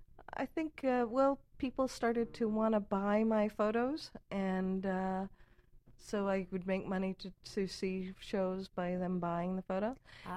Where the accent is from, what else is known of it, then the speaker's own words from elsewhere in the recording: New York City, New York, United States; I'm a New Yorker.